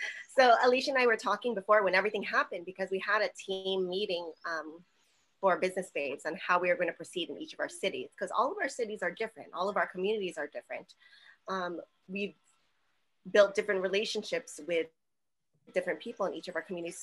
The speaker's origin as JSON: {"language": "English", "town": "San Diego", "region": "California", "country": "United States", "tie": "born or raised there", "said": "I'm from Southeast San Diego. That's where I was born and raised"}